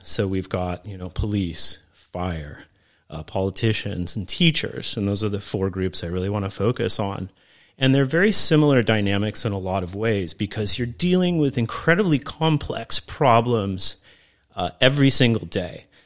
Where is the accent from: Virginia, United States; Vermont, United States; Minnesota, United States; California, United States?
California, United States; Camarillo; I grew up in Camarillo, California